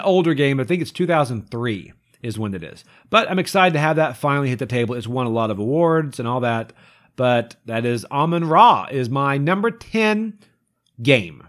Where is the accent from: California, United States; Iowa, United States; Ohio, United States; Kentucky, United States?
Kentucky, United States; I grew up in Kentucky